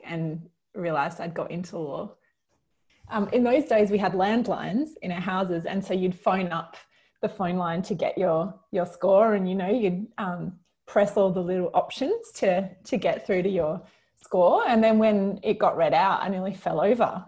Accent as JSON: {"language": "English", "town": "Kalamunda", "region": "Western Australia", "country": "Australia", "tie": "born or raised there", "also_born_or_lived": "Oxford", "moved": "as an adult", "lives_now": "Sydney, Australia", "said": "I was very lucky to grow up in Kalamunda in the Perth Hills"}